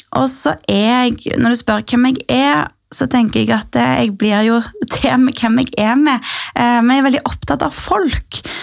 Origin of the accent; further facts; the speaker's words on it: Sandnes, Rogaland, Norway; Min far er fra Oslo, men jeg er født og oppvokst i Rogaland, i Sandnes